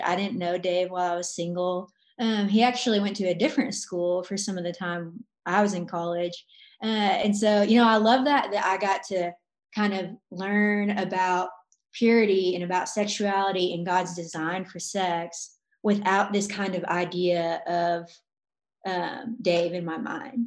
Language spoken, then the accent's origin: English; Arkansas, United States; now in Arizona, United States; I'm from Arkansas, but I live in Arizona